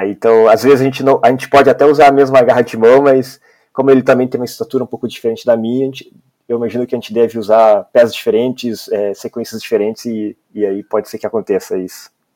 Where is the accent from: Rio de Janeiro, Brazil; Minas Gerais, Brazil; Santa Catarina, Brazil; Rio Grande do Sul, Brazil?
Rio Grande do Sul, Brazil; Ivoti; moved away as an adult; now in Espírito Santo, Brazil; eu sou gaúcho, né? Eu nasci em uma cidade chamada Ivoti